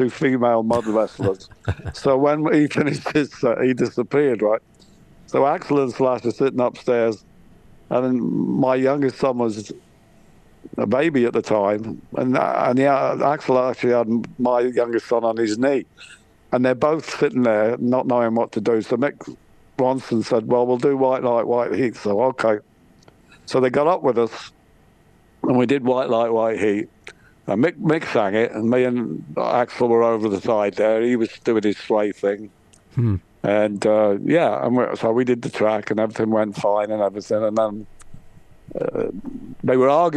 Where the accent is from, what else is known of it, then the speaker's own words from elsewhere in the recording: Scotland, United Kingdom; I'm Scottish